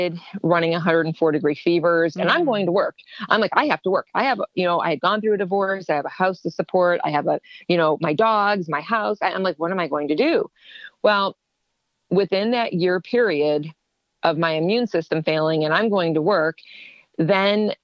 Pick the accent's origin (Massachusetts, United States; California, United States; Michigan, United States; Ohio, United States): Ohio, United States; moved away as an adult; also born or lived in Ontario, Canada; I'm from Ohio